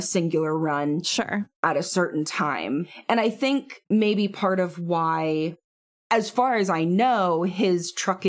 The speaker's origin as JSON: {"language": "English", "region": "Pennsylvania", "country": "United States", "tie": "born or raised there", "said": "a lot of small towns in PA. I mean, like the town I grew up"}